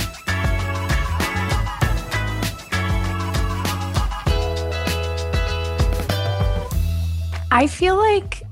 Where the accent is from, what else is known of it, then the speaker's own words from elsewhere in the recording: New York City, New York, United States; I grew up in Brooklyn